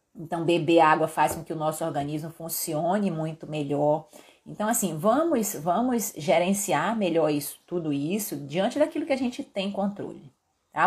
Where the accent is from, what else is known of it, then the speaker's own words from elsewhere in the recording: Belém, Pará, Brazil; now in Belo Horizonte, Brazil; eu sou paraense acostumada com o calor que faz em Belém